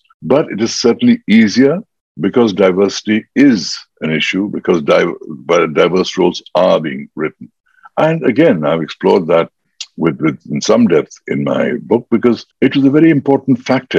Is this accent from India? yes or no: yes; India; moved away as an adult; also born or lived in Mumbai, India / Hollywood, United States; don't worry about me being Indian or Asian